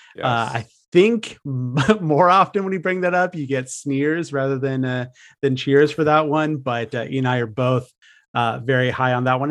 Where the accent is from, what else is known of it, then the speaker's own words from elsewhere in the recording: San Francisco Bay Area, California, United States; I'm out here in the San Francisco Bay Area. I grew up in California around these parts